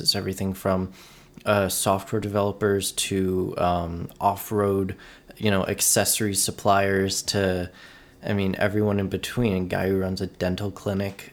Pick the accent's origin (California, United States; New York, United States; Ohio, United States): California, United States; Oceanside; now in San Diego, United States; I'm from Oceanside, California. Born and raised, uh, lived here for the first twenty-three years of my life, um, and then recently moved to San Diego